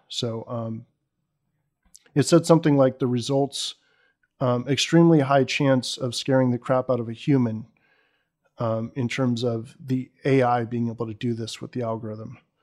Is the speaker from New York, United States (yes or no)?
no; Bay Area, California, United States; I grew up in the Bay Area, in, if, in fact, right across the Dumbarton from where Sun was